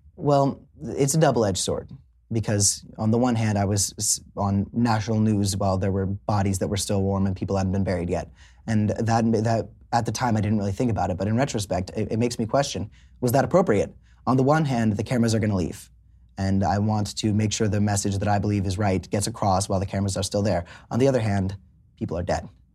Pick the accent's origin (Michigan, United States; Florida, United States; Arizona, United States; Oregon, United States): Florida, United States; South; also born or lived in Hollywood, Florida; I grew up in South Florida.